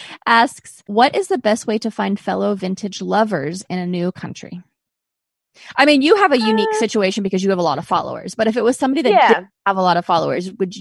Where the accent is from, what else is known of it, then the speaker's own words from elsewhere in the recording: Azores, Portugal; I grew up in Azores. Do you know where that is? Is it Azores?